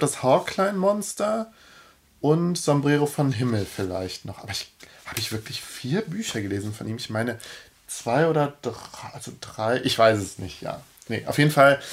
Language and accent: German; Cologne, North Rhine-Westphalia, Germany; ich als, als Kölner